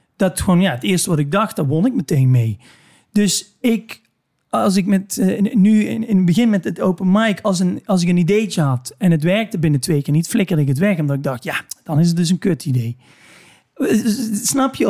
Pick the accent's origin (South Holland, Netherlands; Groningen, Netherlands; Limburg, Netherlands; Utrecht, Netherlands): Limburg, Netherlands; waar ik vandaan kom een beetje. Namelijk een heel klein dorp in, eh, in Limburg.